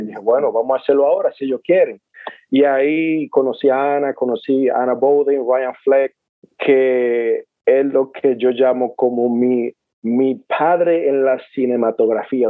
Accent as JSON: {"language": "Spanish", "region": "San Pedro de Macorís", "country": "Dominican Republic", "said": "Yo como buen dominicano y buen pelotero o beisbolista"}